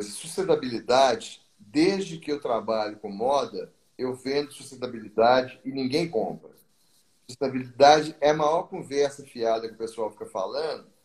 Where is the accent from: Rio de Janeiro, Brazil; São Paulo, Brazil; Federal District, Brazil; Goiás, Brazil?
Rio de Janeiro, Brazil; Do Rio. No Rio o calor danado